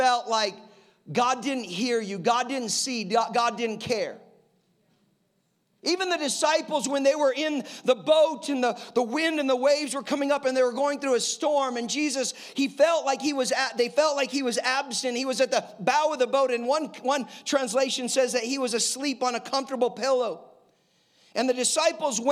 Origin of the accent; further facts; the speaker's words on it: Colorado, United States; I'm from Colorado